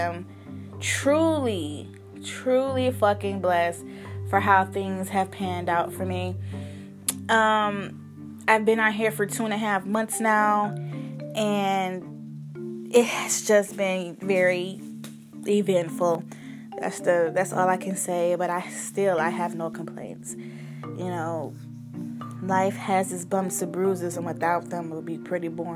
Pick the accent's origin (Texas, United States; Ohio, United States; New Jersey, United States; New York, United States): Ohio, United States; Cleveland; moved away as an adult; now in Los Angeles, United States; I am from Cleveland, Ohio. I am 24 years old, and my whole purpose to come out here to Los Angeles was to pursue my dream in writing.